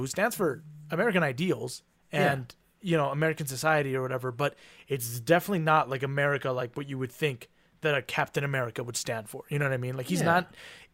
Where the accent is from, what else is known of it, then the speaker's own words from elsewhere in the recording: Mexico; growing up in Mexico